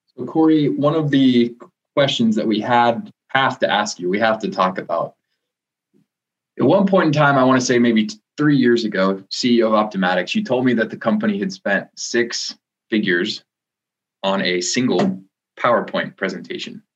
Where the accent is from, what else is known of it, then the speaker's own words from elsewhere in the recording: Kansas City, Missouri, United States; Kansas City, which is my hometown